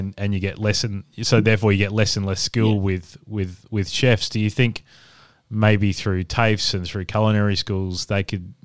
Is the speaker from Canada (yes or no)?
no; Adelaide, South Australia, Australia; also born or lived in Brisbane / Perth; now in Melbourne, Australia; I'm originally from Adelaide